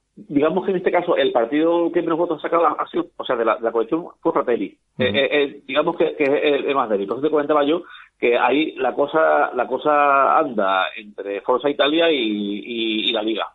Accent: Spain; como español

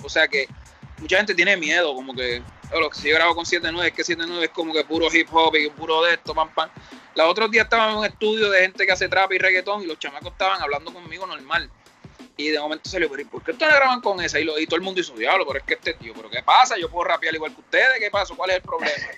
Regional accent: Carolina, Puerto Rico; also born or lived in Villa Palmera, San Juan, Puerto Rico; yo viví muchos años en Carolina y me crié prácticamente en Carolina. Yo nací en Villa Palmera, me fui para Carolina, después vuelvo a Villa Palmera

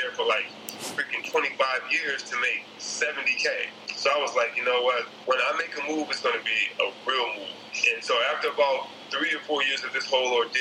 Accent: Detroit, Michigan, United States; I grew up in Detroit, Michigan

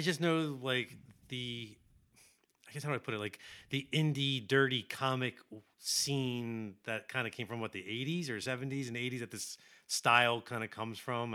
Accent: Philadelphia, Pennsylvania, United States; I'm from Philly, and we made comics

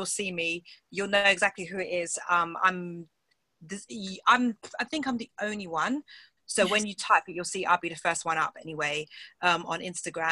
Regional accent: England, United Kingdom; accent: British; now in London, United Kingdom; I'm from England. That's where I live

